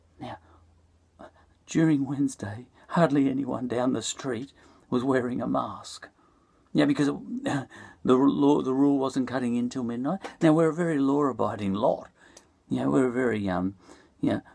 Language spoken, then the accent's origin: English; Ireland; also born or lived in Essendon, Melbourne, Australia; now in Melbourne, Australia; I'm Irish